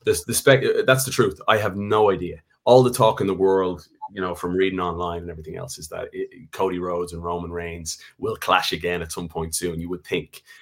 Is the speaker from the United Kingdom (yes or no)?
no; Ireland; moved away; we're a special country, that when we go away as Irish people, you always find that common bond